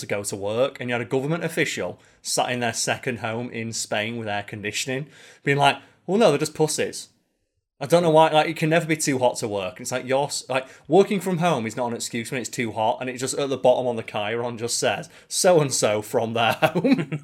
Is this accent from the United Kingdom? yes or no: yes; United Kingdom; as a Brit or a European